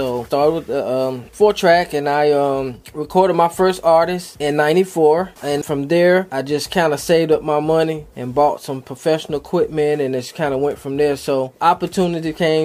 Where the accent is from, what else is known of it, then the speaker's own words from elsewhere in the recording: Rocky Mount, North Carolina, United States; Rocky Mount, North Carolina.